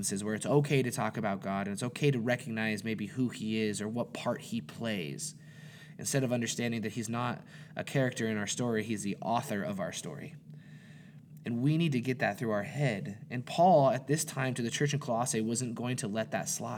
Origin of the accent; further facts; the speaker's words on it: Montana, United States; I was born and raised in Montana